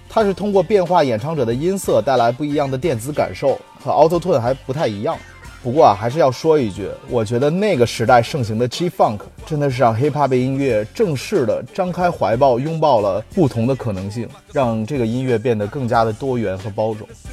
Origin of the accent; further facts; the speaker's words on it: China; 我们中国人